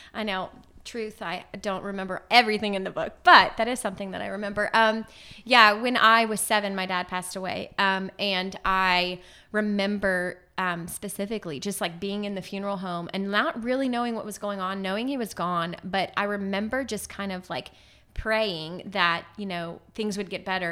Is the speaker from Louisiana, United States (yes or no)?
yes; Lafayette, Louisiana, United States; moved away as an adult; also born or lived in New Orleans / Baton Rouge; now in Haiti; I was born and raised in Lafayette